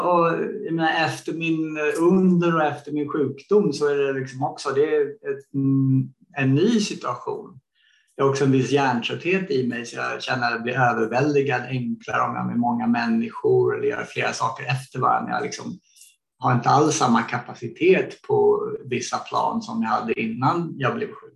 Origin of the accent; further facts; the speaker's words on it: Sweden; moved away as an adult; när jag växte upp i Sverige